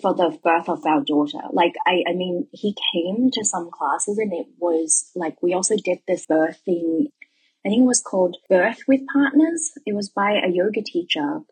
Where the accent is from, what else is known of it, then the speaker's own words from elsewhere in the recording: Melbourne, Victoria, Australia; moved away as an adult; also born or lived in Guangzhou, China; now in Shanghai, China; I am from Melbourne, Australia